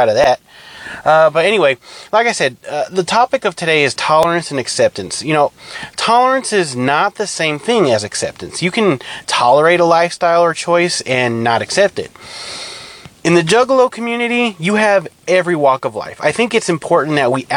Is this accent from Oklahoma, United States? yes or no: no; California, United States; I'm from California, I'm Hispanic